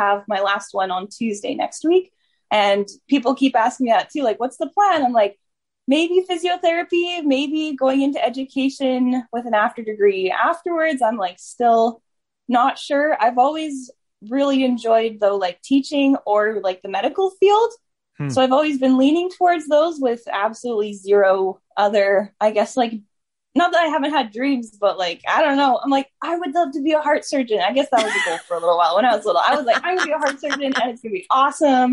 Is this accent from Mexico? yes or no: no; Edmonton, Alberta, Canada; I came from Edmonton, from the Royal Alex Hospital. My mom birthed me there, and and I've stayed in Edmonton almost the whole rest of my life